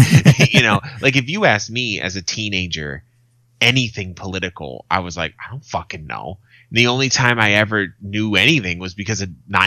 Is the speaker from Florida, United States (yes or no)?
no; Arizona, United States; in my home state